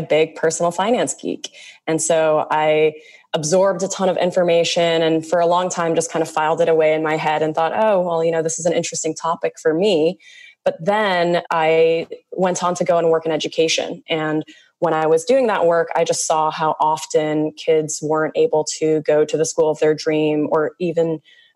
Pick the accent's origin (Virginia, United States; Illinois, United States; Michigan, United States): Illinois, United States; my home state of Illinois